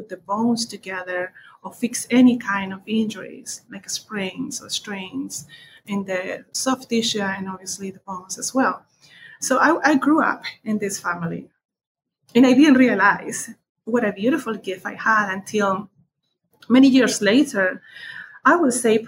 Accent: southern Chile, Chile; English is a second language; now in United States; I was born in Chile, in the south of Chile. I was raised by my grandparents

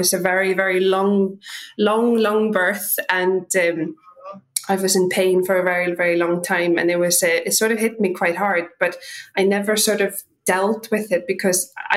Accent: Iceland; also born or lived in London; now in Ireland; I'm from Iceland originally

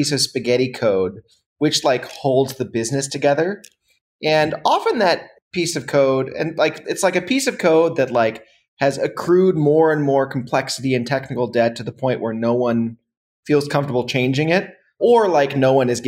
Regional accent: United States; now in Berlin, Germany; I'm based in Berlin, but I'm an American.

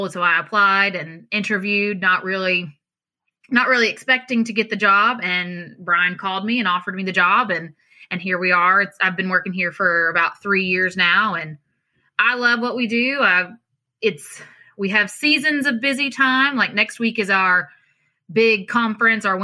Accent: Kentucky, United States; I'm originally from Eastern Kentucky, um, and we moved to Central Kentucky. I guess I was older, but still in elementary school, fourth, fifth grade. So moved to Central Kentucky, and that's been my home since then.

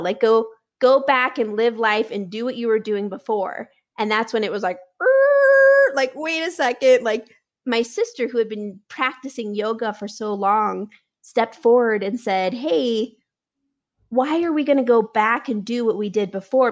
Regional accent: Nebraska, United States; now in Denver, United States; I grew up in Nebraska

